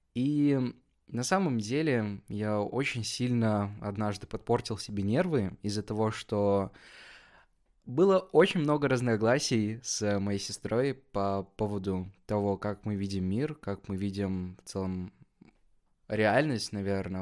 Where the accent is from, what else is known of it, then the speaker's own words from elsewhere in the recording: Kazakhstan; Я сам из Казахстана